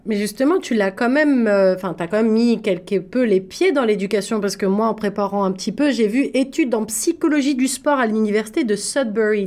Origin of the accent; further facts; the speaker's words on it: France; Quand moi j'ai grandi en France